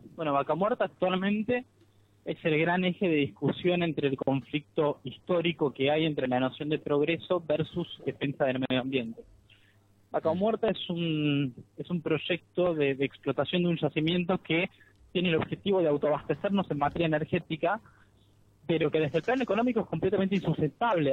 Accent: Argentina; al ser de Argentina, al insertarme en un marco latinoamericano de militancia

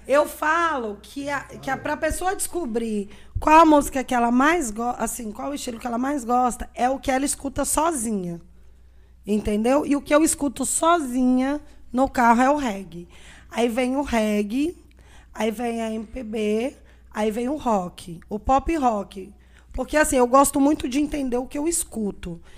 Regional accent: Brasília, Federal District, Brazil; moved away as an adult; also born or lived in Arinos, Minas Gerais; now in Três Marias, Brazil; Aí mudamos para Brasília, eu tinha seis anos de idade e voltei para Três Marias com 34 anos

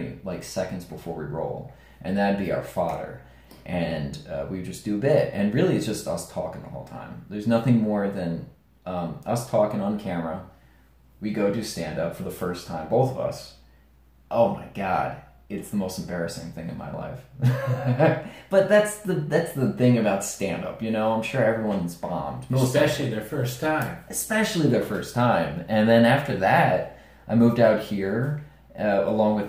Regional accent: New York, United States; we're both from New York

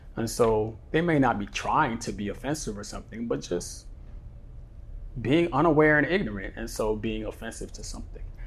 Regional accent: San Francisco, California, United States; now in Bali, Indonesia; I grew up in San Francisco.

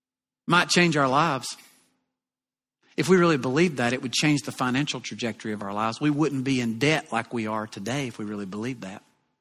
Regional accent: the South, United States; accent: southern; And from time to time, you know, I'll get teased a little bit about my southern accent.

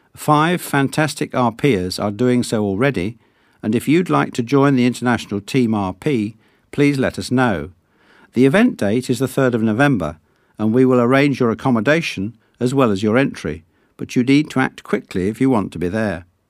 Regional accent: Sutton Coldfield, West Midlands, United Kingdom; Both of my parents are Greek Cypriot, though I was born in Sutton Coalfield, which, I am told, is the posh bit of Birmingham.

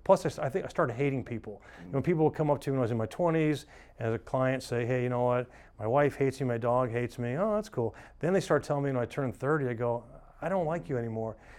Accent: Atlanta, Georgia, United States; moved away; I grew up in Atlanta

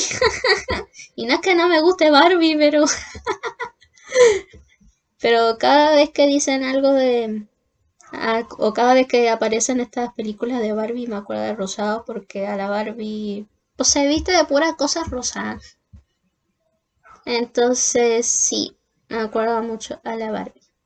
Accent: Hualpén, Biobío, Chile; nací en Concepción, en particularmente en Walpen

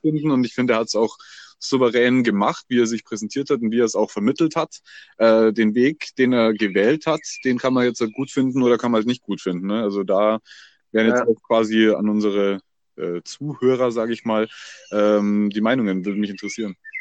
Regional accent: Bavaria, Germany; bei uns in Bayern

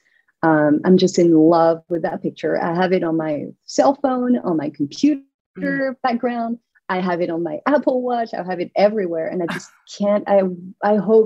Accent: southern France, France; moved away as an adult; also born or lived in New York; now in Westchester, United States; I'm from France. I'm from the south of France, you know, where the lavender fields are.

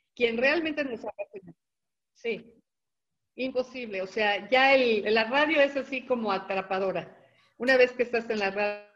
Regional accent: Mexico; nosotros como mexicanos

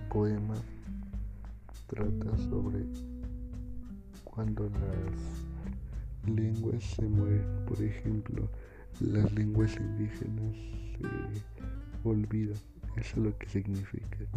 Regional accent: Mexico; Soy de la comunidad de Santa María del Huapan.

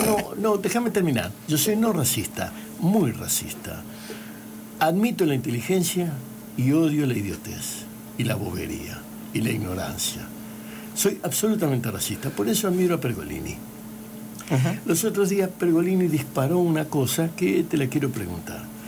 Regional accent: Barrancas, Santa Fe, Argentina; moved away; also born or lived in Puerto Gaboto; Yo soy nacido y criado, no, soy nacido en Barrancas

